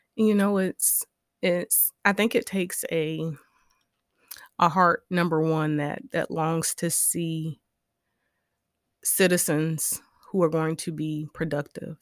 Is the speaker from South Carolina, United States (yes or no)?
yes; Orangeburg, South Carolina, United States; I was raised in Orangeburg, South Carolina